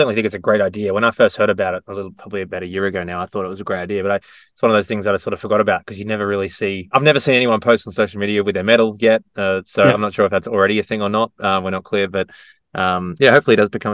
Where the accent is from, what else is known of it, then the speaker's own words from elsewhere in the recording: Gold Coast, Queensland, Australia; Gold Coast Marathon, my hometown